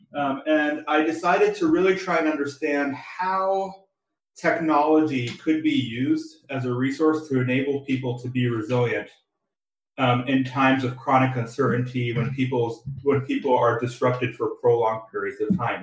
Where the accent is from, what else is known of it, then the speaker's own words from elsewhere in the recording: San Diego, California, United States; I was born and raised in San, San Diego, California